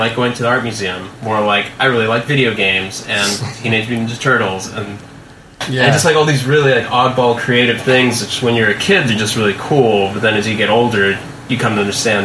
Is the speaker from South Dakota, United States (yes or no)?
no; Los Angeles, California, United States; I'm from Los Angeles.